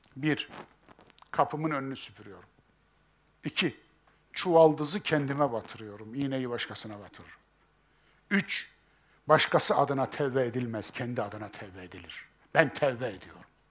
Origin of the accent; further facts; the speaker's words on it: Kayseri Province, Turkey; bizim Kayseri İpek yolunun üzerindedir.